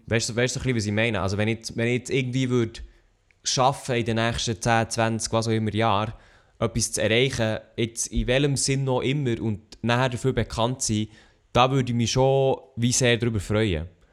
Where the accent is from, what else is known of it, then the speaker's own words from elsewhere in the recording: Switzerland; wir sind ja Schweizer